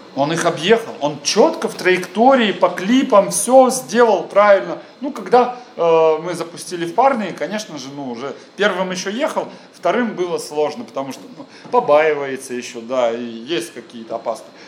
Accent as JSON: {"language": "Russian", "town": "Krasnodar", "region": "Krasnodar Krai", "country": "Russia", "said": "я из Краснодара"}